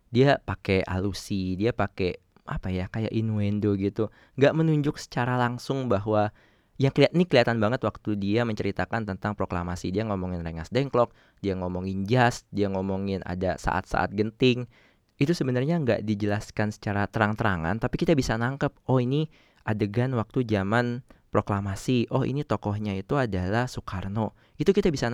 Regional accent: Java, Indonesia; gue sendiri orang Jawa tapi nggak terlalu bisa bahasa Jawa

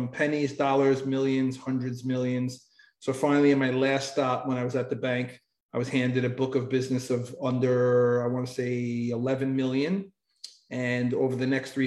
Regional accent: New York, United States; I was born in New York and I raised there my whole life

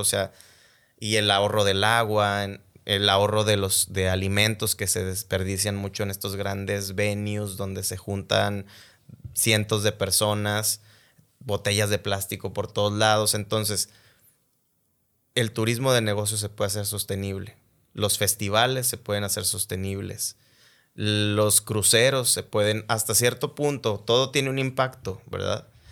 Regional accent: Mexico; como mexicanos tenemos un orgullo

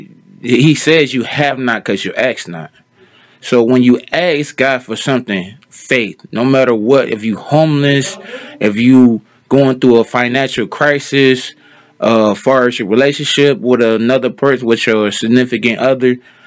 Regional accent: Cleveland, Ohio, United States; now in Stark County, United States; I'm from Cleveland, Ohio. Me and my family moved down here years ago

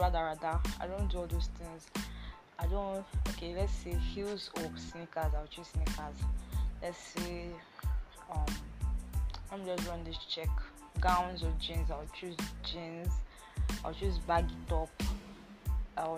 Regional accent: Akwa Ibom, Nigeria; I'm from Akwa Ibom State

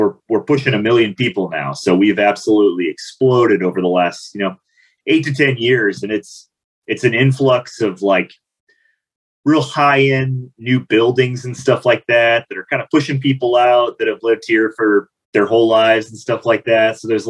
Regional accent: Gladstone, Oregon, United States; also born or lived in Portland, Oregon; I'm from Portland, Oregon. Technically, I'm from Gladstone, Oregon. It's a suburb of Portland.

